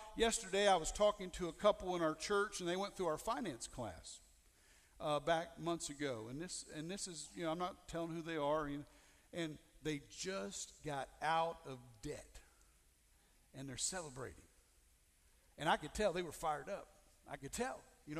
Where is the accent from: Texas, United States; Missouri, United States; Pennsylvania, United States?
Missouri, United States; I'm from Missouri.